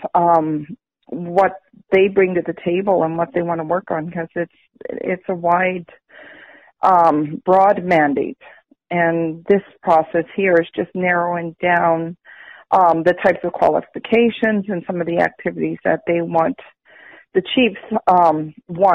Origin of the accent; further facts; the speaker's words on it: Canada; I'm from the Swaganagatik First Nation